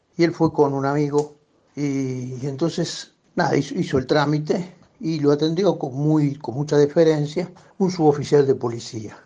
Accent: Buenos Aires, Argentina; yo soy porteño.

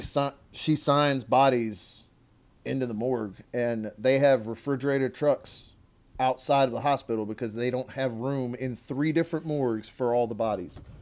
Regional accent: Louisiana, United States; we're both from Louisiana

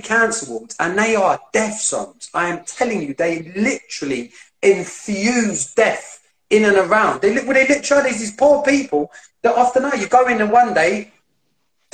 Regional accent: London, United Kingdom; I grew up in East London, you might be able to tell by the way I talk, but I grew up in area East London

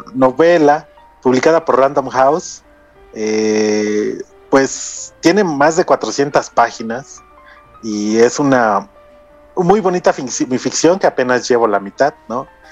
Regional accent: Mexico; como mexicanos

